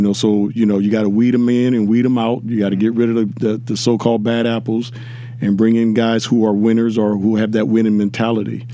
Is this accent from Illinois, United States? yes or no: no; Inglewood, California, United States; growing up in Inglewood, California